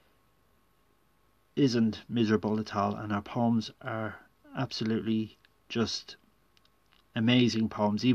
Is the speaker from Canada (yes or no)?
no; Ireland; I'd had to read poets like Heaney and Yeats in school, growing up in Ireland